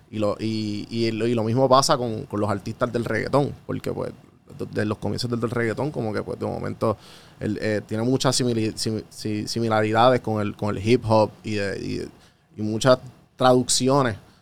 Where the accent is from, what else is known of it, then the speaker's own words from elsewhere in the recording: Puerto Rico; yo siendo puertorriqueño